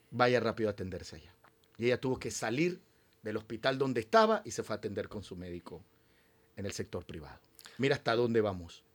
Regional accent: Panama

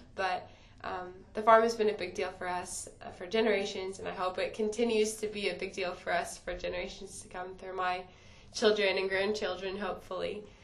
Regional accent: Indiana, United States; it's my hometown

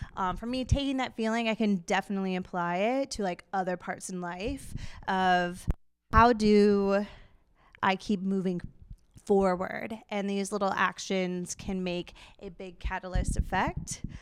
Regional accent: Minneapolis, Minnesota, United States; moved away as an adult; now in Duluth, United States; I grew up here in the Twin Cities, but I live up in Duluth

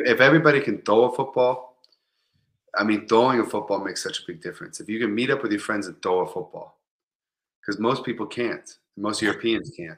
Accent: Tampa, Florida, United States; also born or lived in Kansas City, Missouri; I'm from Tampa Bay, Florida

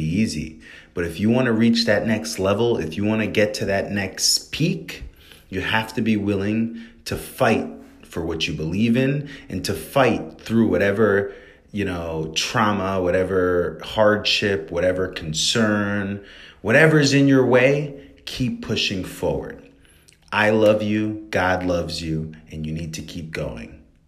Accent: New York, United States; where I'm from in New York is a really elite place

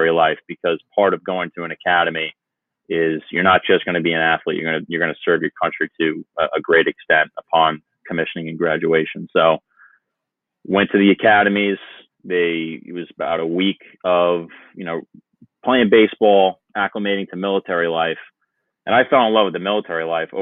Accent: Long Island, New York, United States; moved away as an adult; also born or lived in Virginia; now in Barnegat, New Jersey, United States; I was born in Virginia and then moved to New York when I was 7 to live with my mother and her family

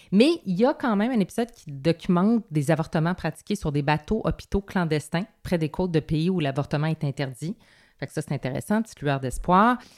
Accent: Quebec, Canada; J'ai un nom de française, dit, mais je suis québécoise

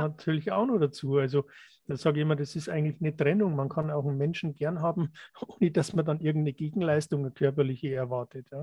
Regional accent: Germany; wir sind hier in Deutschland aufgewachsen

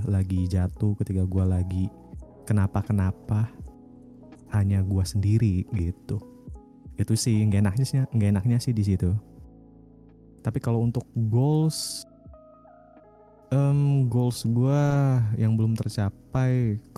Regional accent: Pakistan; pengen ke Pakistan gitu kan ke tempat asal gue

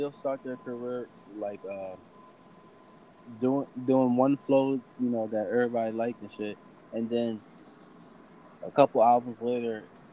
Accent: Virginia, United States; I'm from Virginia

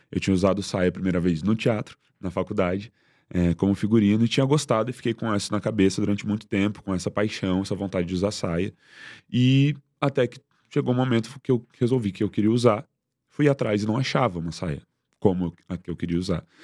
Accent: Porto Alegre, Rio Grande do Sul, Brazil; moved away as an adult; also born or lived in Rio de Janeiro; Sou de Porto Alegre. É, e quando eu cheguei no Rio foi muito difícil começar.

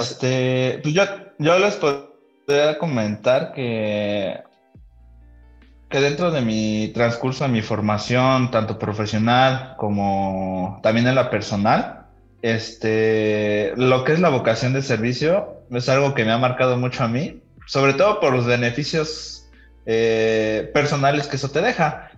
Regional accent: Valle, State of Mexico, Mexico; born or raised there; also born or lived in Toluca

